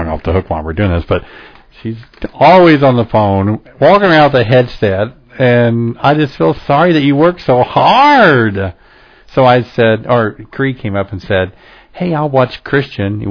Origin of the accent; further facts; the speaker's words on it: the South, United States; I'm from the South